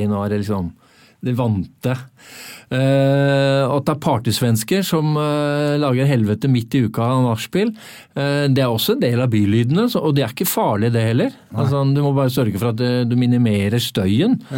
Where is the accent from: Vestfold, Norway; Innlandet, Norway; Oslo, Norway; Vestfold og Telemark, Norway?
Oslo, Norway; Uh, eh, 0692.